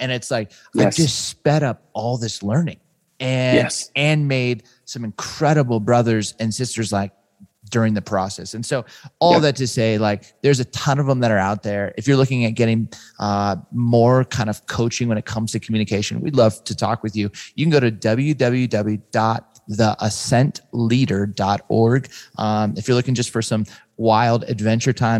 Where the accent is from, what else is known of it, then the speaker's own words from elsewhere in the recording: Southern California, United States; I grew up in Southern California.